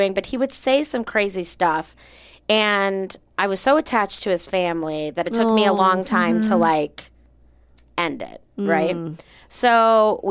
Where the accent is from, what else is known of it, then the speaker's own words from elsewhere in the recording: Chicago, Illinois, United States; moved away; I'm from Chicago